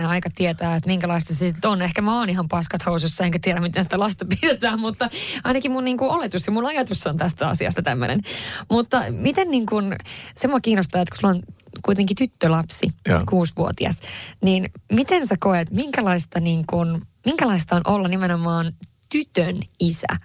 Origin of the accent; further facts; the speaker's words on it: Haparanda, Norrbotten County, Sweden; Finnish is a second language; moved away as an adult; now in Finland; mä Haaprannasta kotoisin ja, ja identifioin itseni kyllä hyvin vahvasti kuitenkin edelleen niin kuin tänä päivänäkin sillä tavalla ruotsinkieliseksi ja ruotsalaiseksi